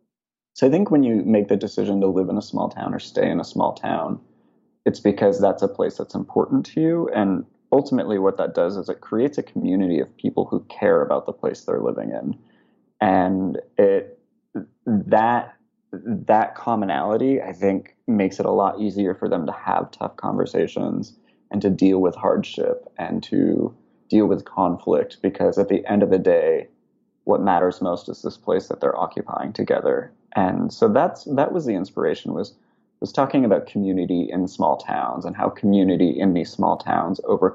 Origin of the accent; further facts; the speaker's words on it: West Coast, United States; I grew up on the West Coast and have only ever really lived in big cities or suburbs.